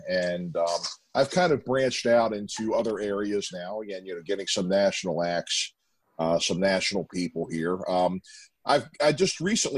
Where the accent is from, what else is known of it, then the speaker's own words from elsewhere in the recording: Maryland, DC, Mid-Atlantic, United States; also born or lived in Perryville, Maryland; the Maryland, DC, Virginia area where I'm originally from